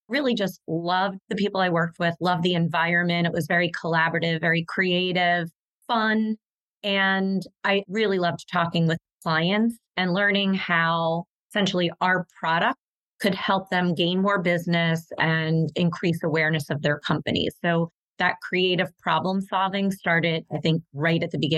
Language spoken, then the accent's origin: English; Philadelphia, Pennsylvania, United States; my hometown of Philadelphia